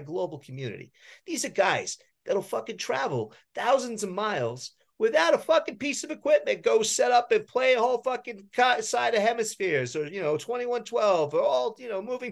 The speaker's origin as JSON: {"language": "English", "region": "New Jersey", "country": "United States", "tie": "born or raised there", "said": "I grew up in New Jersey"}